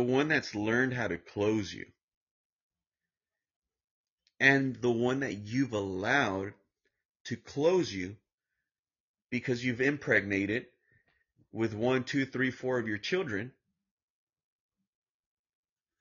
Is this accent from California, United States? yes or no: yes; Santa Ana, California, United States; I grew up in Santana, California. In the ghetto, in the worst part of Southern California.